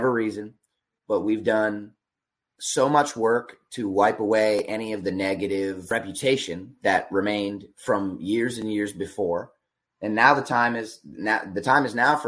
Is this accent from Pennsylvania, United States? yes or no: yes; Berks County, Pennsylvania, United States; I grew up in Berks County